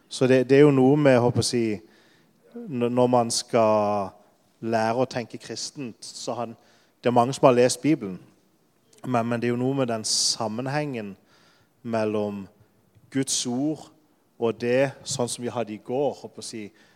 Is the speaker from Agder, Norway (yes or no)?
yes; Lyngdal, Agder, Norway; moved away as an adult; also born or lived in Denmark; now in Poland; jeg er fra Sørlandet. Jeg kommer nesten fra samme sted som Jan Sigve, fra Lyngdal